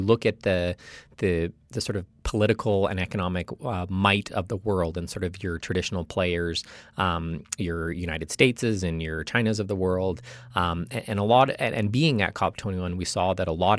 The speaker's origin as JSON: {"language": "English", "country": "Canada", "said": "I'm Canadian"}